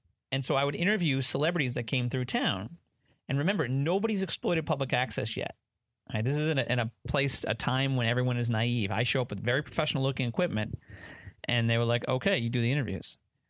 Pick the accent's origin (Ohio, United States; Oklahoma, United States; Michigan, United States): Michigan, United States; Bloomfield Hills; born or raised there; also born or lived in New York City